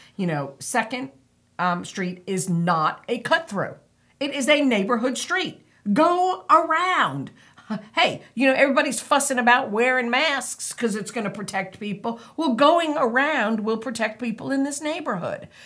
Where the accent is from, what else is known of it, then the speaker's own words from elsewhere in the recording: Harrison, New York, United States; now in New Bern, United States; growing up in Harrison, that was small town